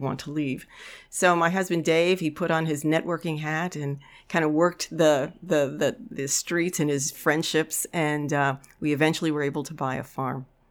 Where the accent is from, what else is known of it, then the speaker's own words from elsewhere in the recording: New York City, New York, United States; now in Amery, Wisconsin, United States; I grew up in the Bronx, a kid of the tenements in the nineteen fifties and sixties